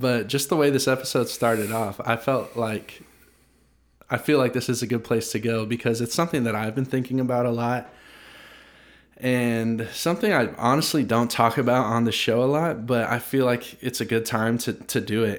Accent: United States; growing up in America, I'm twenty-five

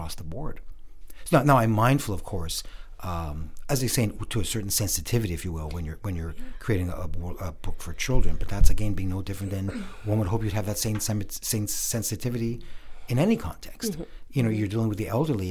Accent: Montreal, Quebec, Canada; I was born and raised in Montreal

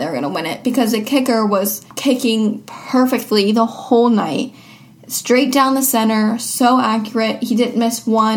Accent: Seattle, Washington, United States; I am 15 years old and I am from Seattle, Washington

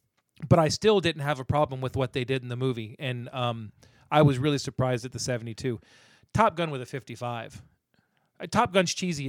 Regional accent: the South, United States; I grew up in the South.

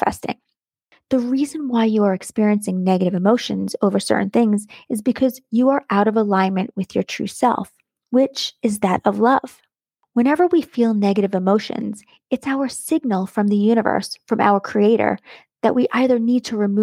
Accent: United States; accent: American; my American accent

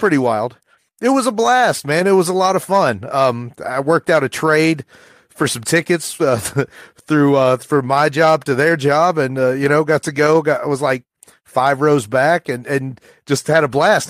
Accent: rural Appalachia, United States; rural Appalachia where, you know, the, my mom's boyfriend probably said the N-word every other word. And I'm sure I would have done that too from the age of seven to ten

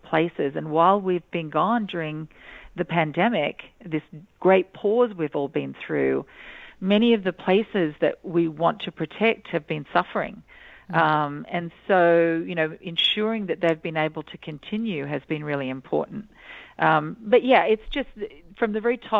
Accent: Australia; I'm Australian

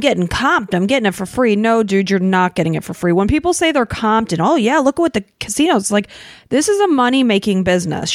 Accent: Illinois, United States; moved away as an adult; also born or lived in Florida; we're from Illinois and we were living in Florida

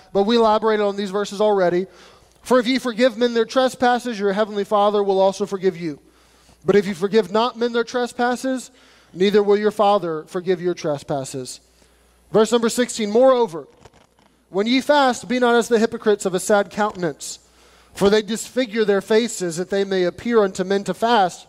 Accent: United States; us as Americans

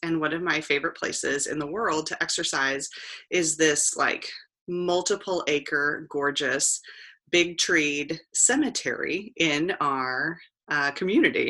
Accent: Kansas City, Missouri, United States; moved away as an adult; also born or lived in Columbia, Missouri; now in Chillicothe, United States; I'm originally from Kansas City, Missouri

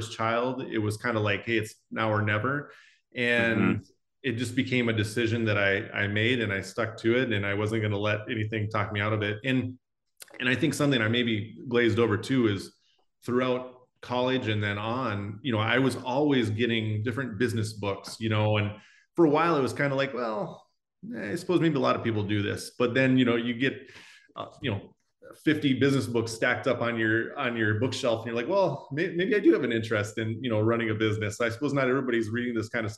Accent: South Dakota, United States; growing up in South Dakota

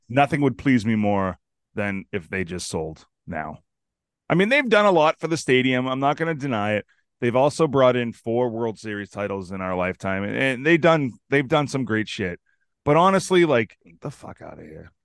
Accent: Chelsea, Massachusetts, United States; I grew up in Chelsea

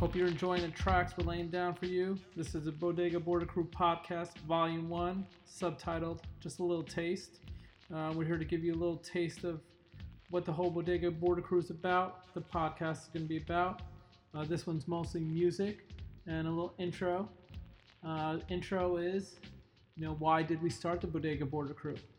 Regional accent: New York, United States; I grew up in New York

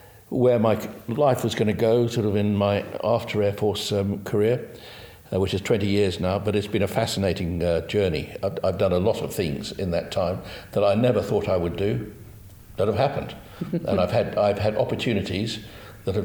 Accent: South Africa; moved away as an adult; I grew up in South Africa, I did my aptitude tests with the University of the Witwatersrand, Johannesburg University

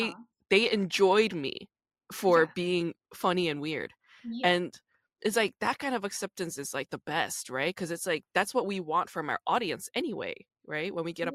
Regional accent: New York, United States; also born or lived in Busan, Korea; New York when I was 5, and I grew up in New York.

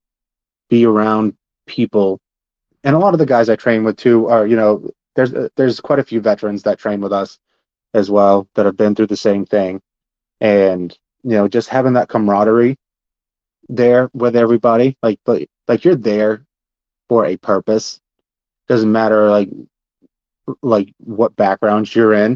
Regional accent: Princeton, Maine, United States; I grew up on the Passamaquoddy Reservation in Princeton, Maine.

